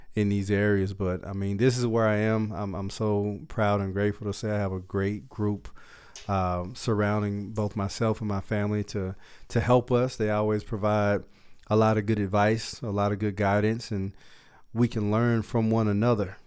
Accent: Dallas, Texas, United States; Dallas, Texas is my hometown, uh, the area where we are now. So, um, I grew up in South Dallas

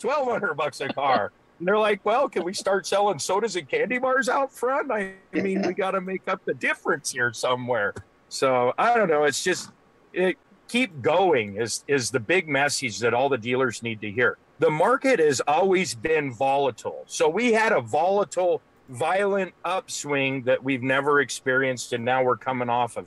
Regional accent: United States; also born or lived in Colorado / South Dakota; I'm from Wyoming, Colorado, South Dakota. I'm from that area

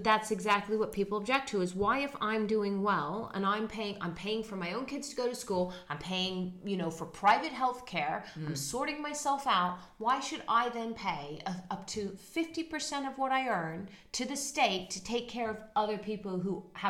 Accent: Netherlands; moved away; In where I grew up in Holland, you say hello and goodbye to the bus driver.

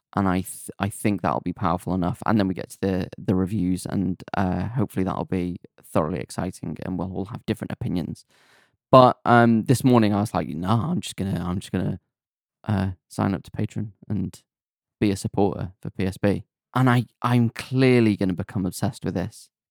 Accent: Rhyl, Wales, United Kingdom; I'm from Real

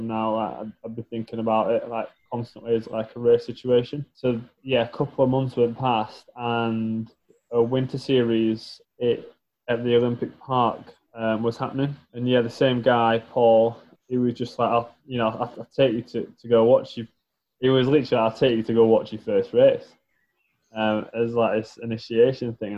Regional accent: Barnsley, Yorkshire and the Humber, United Kingdom; He was from Sheffield, I'm from Barnsley, so kind of like two Yorkshire lads

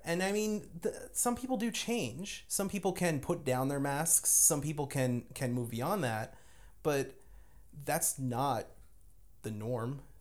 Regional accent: Lyndhurst, New Jersey, United States; moved away; I grew up in Jersey, uh, like, literally, uh, within spitting distance of Manhattan

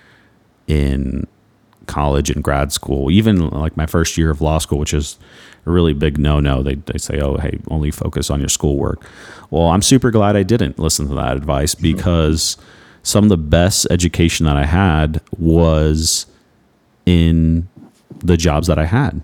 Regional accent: Houston, Texas, United States; moved away as an adult; now in Naples, United States; my hometown, Houston

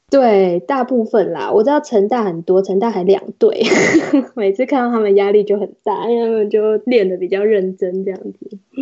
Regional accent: Taiwan; moved away as an adult; now in United States; 身为一个台湾人来 N B A 工作是一个比较特别的经验

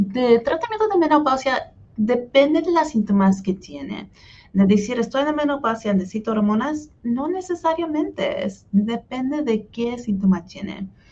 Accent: Hutchinson, Kansas, United States; first language Spanish; also born or lived in Wichita, Kansas; now in Kansas City, United States; fui al colegio de comunidad de Hutchinson, que es donde nací y donde todavía viven mis papás, en el sur centro de, Kansas.

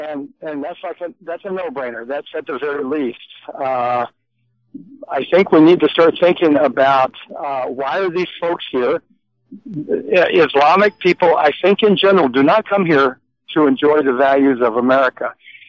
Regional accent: Indiana, United States; I'm from Indiana

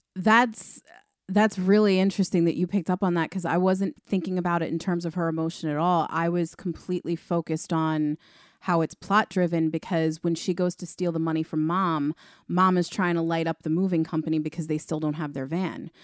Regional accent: Long Island, New York, United States; also born or lived in Queens, New York; I was born in Queens and then moved further out onto Long Island when I was six

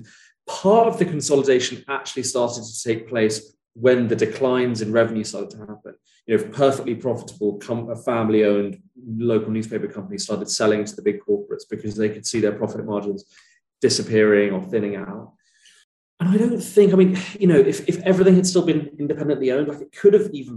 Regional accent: Sussex, South East England, United Kingdom; the tiny town where I grew up in Sussex

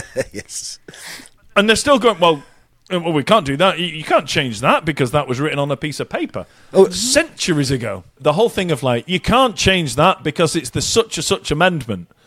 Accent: Alabama, United States; Well, I'm from Alabama, so I'll give you a high six.

